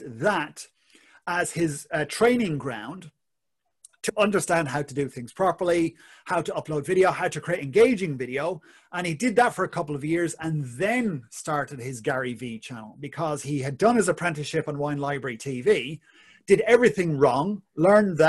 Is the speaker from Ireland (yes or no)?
yes; Ireland; being Irish